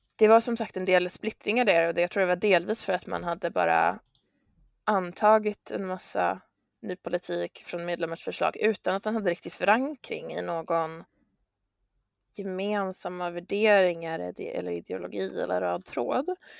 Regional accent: Örebro, Örebro County, Sweden; also born or lived in Stockholm; då föddes jag i Örebro, Jag eh, har växt upp där

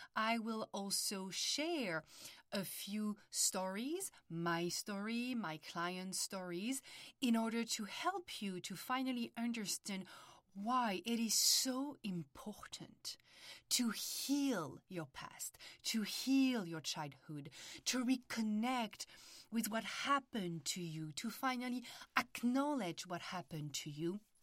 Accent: France; accent: French; English is a second language; moved away as an adult; also born or lived in Paris; now in United States; I was born and raised in France, and early twenties, after studying psychology in Paris, I decided to move to the United States

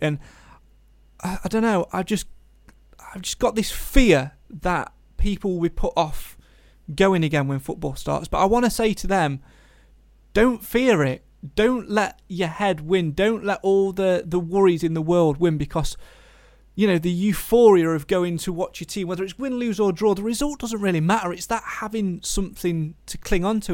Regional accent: Nottinghamshire, East Midlands, United Kingdom; We're from Nottinghamshire

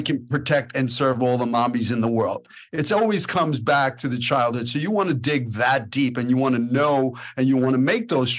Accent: New York City, New York, United States; we grew up in Brooklyn. We're a product of that environment

